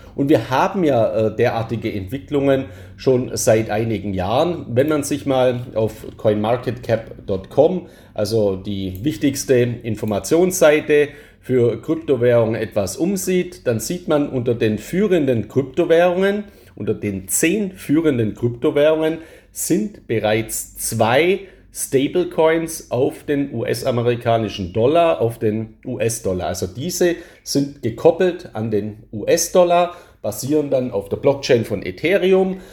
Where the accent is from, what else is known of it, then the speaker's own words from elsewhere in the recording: Germany; als Deutscher